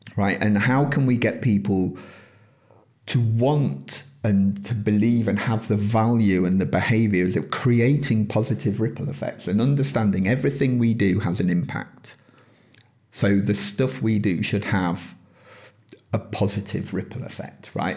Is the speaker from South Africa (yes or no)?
no; United Kingdom; within this country, yes, we're British